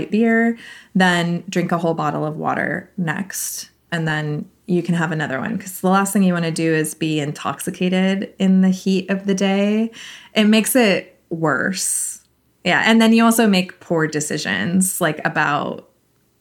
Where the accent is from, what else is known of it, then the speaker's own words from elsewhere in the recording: California, United States; I'm from California